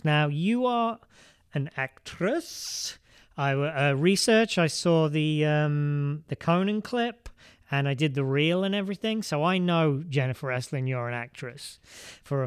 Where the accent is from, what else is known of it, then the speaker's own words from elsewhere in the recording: England, United Kingdom; being English